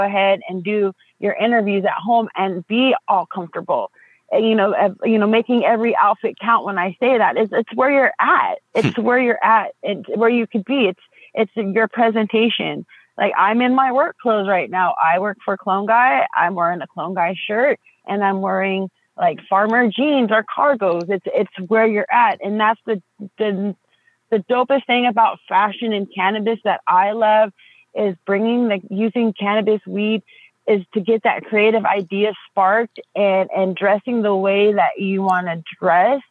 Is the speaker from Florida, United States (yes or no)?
no; Southern California, United States; I grew up in the 90s. I grew up in Southern California